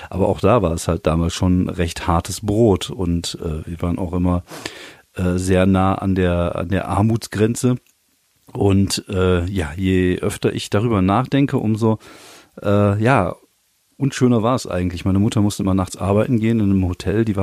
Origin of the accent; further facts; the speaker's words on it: Germany; also born or lived in France; als ich klein war, als ich jung war und äh, auch als Deutscher in Frankreich war es halt schon so, dass man damit äh, mit Antipathien zu, zu kämpfen hatte